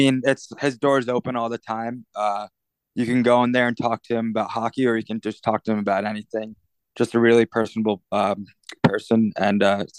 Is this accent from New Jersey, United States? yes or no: yes; Mahwah, New Jersey, United States; moved away as an adult; now in Tucson, United States; I'm actually back in my hometown, Mahwah, New Jersey. I've been here for about a week now.